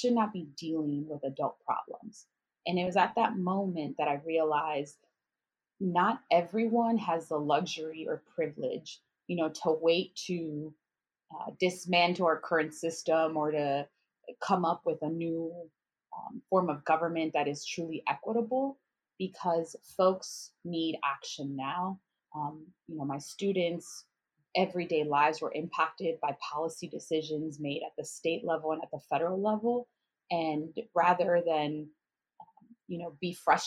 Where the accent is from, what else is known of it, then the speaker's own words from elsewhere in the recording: Chicago, Illinois, United States; moved away as an adult; also born or lived in Miami; I'm from Chicago, and so I grew up in like a Title I school on the south side of Chicago.